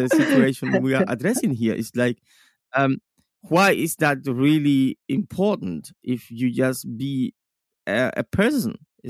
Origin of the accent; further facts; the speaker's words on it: Cuba; moved away; I come from Cuba